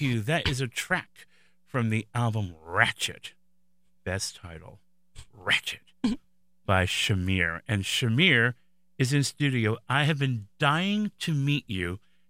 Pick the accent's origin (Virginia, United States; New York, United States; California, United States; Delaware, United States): New York, United States; I'm born and raised in New York